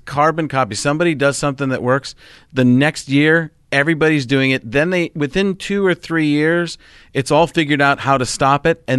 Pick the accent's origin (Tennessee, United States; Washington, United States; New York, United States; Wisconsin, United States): Wisconsin, United States; also born or lived in Chicago, United States; I grew up in Wisconsin being a Packer fan.